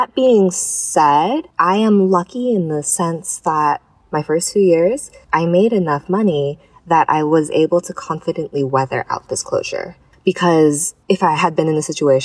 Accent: Hong Kong; moved away; growing up in Hong Kong, having the history of SARS

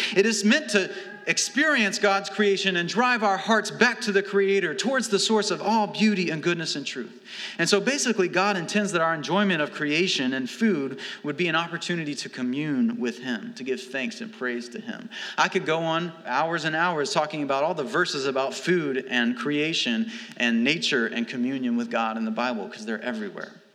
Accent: Alabama, United States; moved away; also born or lived in St. Louis; I'm from Alabama, we, we fry things.

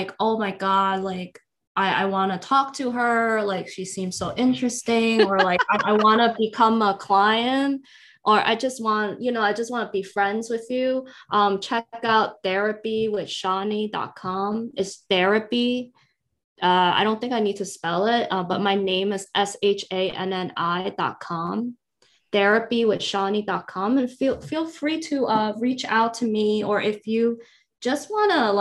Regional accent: Guangzhou, Guangdong, China; now in United States; I grew up in Guangzhou

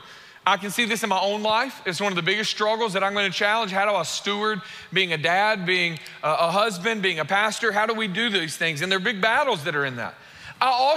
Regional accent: United States; we're American

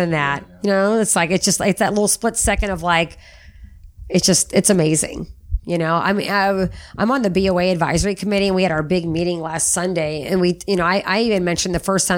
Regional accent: Monmouth, Illinois, United States; also born or lived in O'Fallon, Illinois; I grew up in Little Monmouth, Illinois

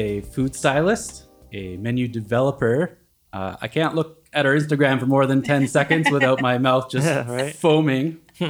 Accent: Canada; I'm Canadian.

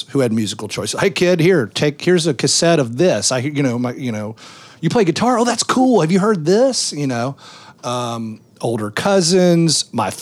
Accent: Memphis, Tennessee, United States; we're in Opera Memphis

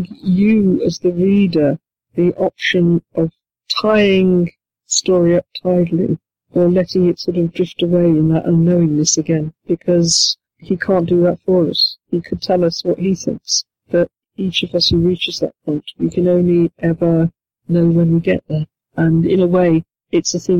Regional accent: United Kingdom; I'm British

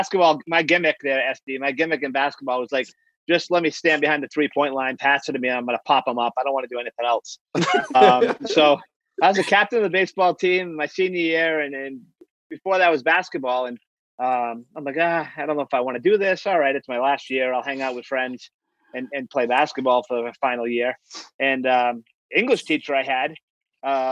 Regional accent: Boston, Massachusetts, United States; when I was a kid growing up in New England, in the Boston area

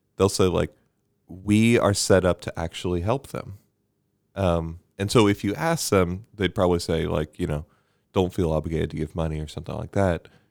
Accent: Bermuda; moved away; growing up in Bermuda.

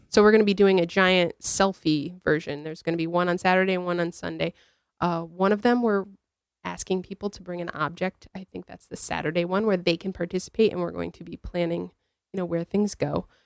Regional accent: New Britain, Connecticut, United States; I'm from New Britain

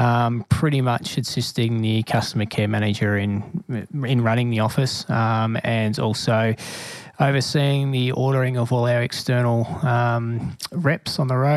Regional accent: Geelong, Victoria, Australia; moved away; So I'm from Geelong, from the South Barwon Corps down there.

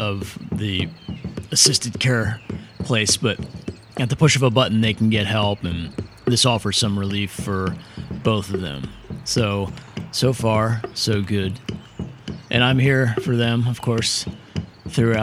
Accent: Middletown, Pennsylvania, United States; my hometown of Middletown, Pennsylvania

